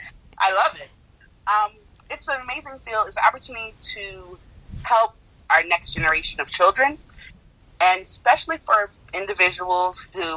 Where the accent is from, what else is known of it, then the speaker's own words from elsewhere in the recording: United States; born there; I'm still acculturating, even though I was born in the United States.